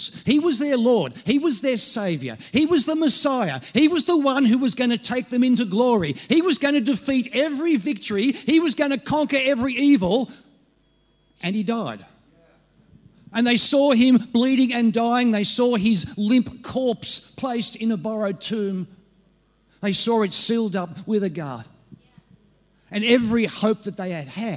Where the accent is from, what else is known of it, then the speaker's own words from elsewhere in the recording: Australia; I'm an Aussie